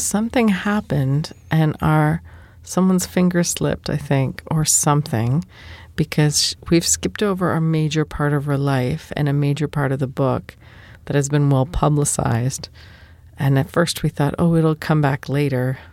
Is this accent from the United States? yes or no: yes; United States; I'm also American